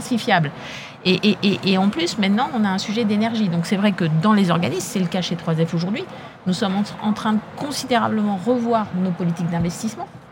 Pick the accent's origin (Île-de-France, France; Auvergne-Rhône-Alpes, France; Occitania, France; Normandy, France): Île-de-France, France; Mantes-la-Jolie; moi j'ai grandi en HLM